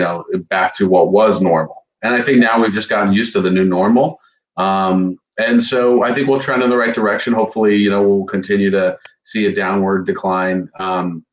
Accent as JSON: {"language": "English", "town": "Fort Lauderdale", "region": "Florida", "country": "United States", "tie": "born or raised there", "also_born_or_lived": "North Carolina / New York", "said": "I grew up in Fort Lauderdale, product of Broward schools"}